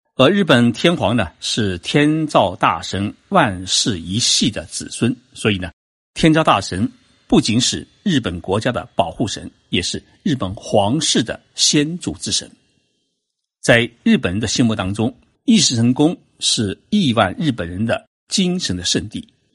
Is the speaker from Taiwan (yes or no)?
no; China; 我们中国人